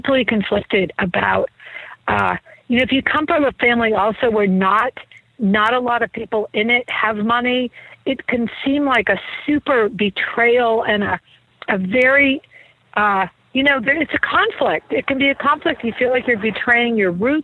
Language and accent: English; New England, United States; I grew up in New England, by the way, and so super Puritan